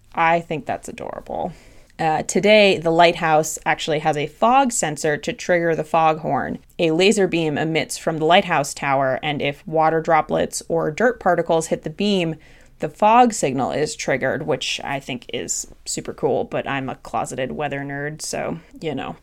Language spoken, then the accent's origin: English; Boston, Massachusetts, United States; moved away; Growing up in New England, and especially in the Boston area